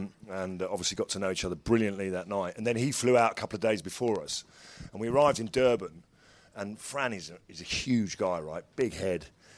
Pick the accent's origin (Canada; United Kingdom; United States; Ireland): Ireland; Because actually, that as an Irishman may have upset me a lot more.